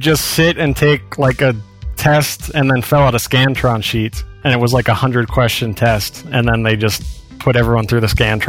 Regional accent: Wyoming, United States; I grew up in Wyoming. It's the least populous state

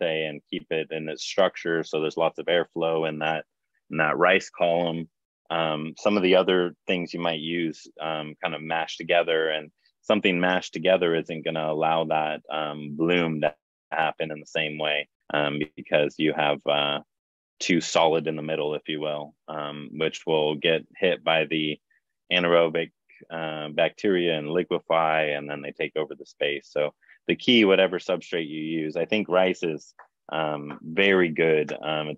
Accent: Hawaii, United States; I grew up in Hawaii

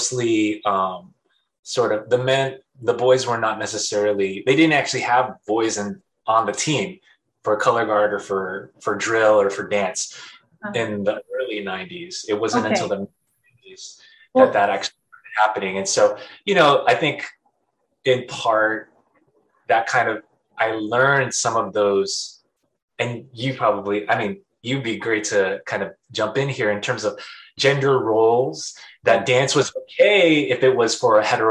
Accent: San Diego, California, United States; now in Hawaii, United States; I was actually raised in San Diego.

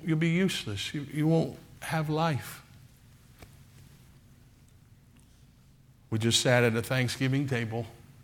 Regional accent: Oklahoma, United States; I'm from Oklahoma.

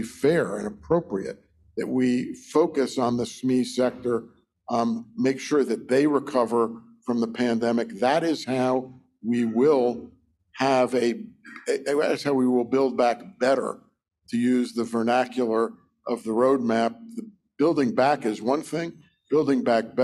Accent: Philadelphia, Pennsylvania, United States; moved away as an adult; now in Ottawa, Canada; my hometown of Philadelphia

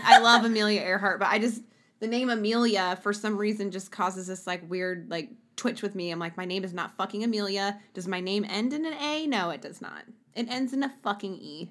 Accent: Sweden; moved away; my home country, Sweden.

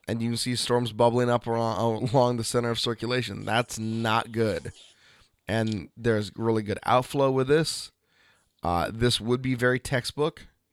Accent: Portland, Oregon, United States; Portland, Oregon, and you'll get tons of clickbait about stuff that is or is not happening in my hometown

